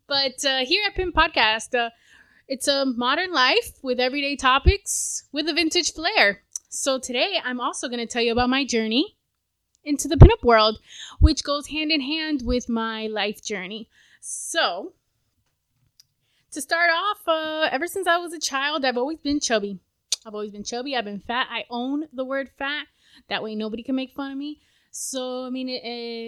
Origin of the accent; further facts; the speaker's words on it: South Florida, United States; I was born in South Florida